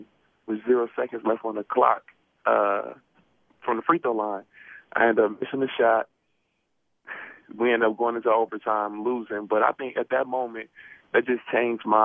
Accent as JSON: {"language": "English", "town": "Milwaukee", "region": "Wisconsin", "country": "United States", "said": "I'm from Milwaukee, Wisconsin"}